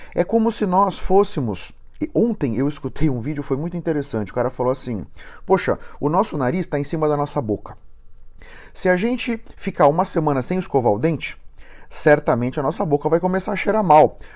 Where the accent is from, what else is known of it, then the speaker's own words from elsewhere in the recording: São Paulo, Brazil; eu sou de São Paulo, estou aqui em Joinville hoje